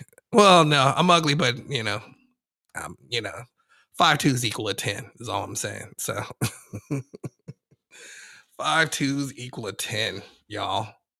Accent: the West, United States; also born or lived in New York; I was born there, but I was raised out west.

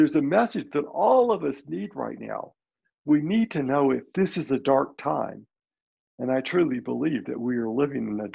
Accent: Birmingham, Alabama, United States; I'm first generation Lebanese. My parents were born in Lebanon and came to this country as children. Mm. But I was born in Birmingham, Alabama

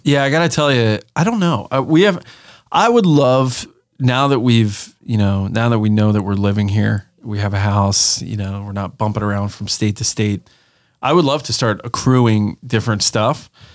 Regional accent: Pennsylvania, United States; we were very rural uh, growing up in Pennsylvania.

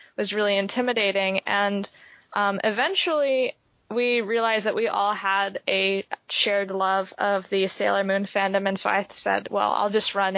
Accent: East Coast, New York, United States; moved away as an adult; also born or lived in Springfield, Ohio; in high school, I was growing up on the East Coast

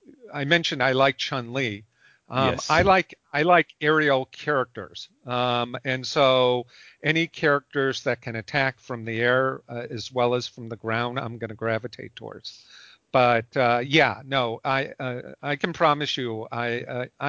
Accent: Chicago, Illinois, United States; I'm from Chicago

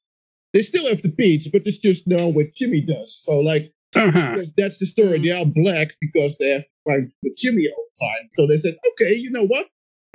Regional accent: Netherlands; The Netherlands.

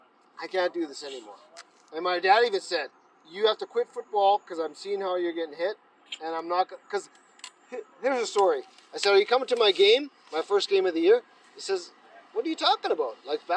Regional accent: Edmonton, Alberta, Canada; I grew up in Edmonton.

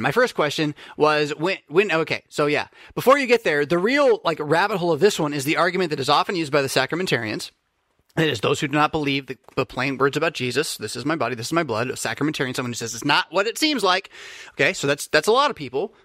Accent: United States; I'm an American just like you

